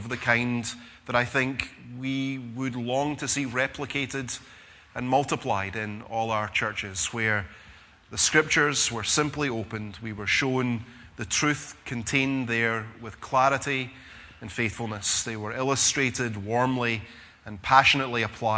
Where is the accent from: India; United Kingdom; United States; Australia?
United Kingdom; Scotland; being Scottish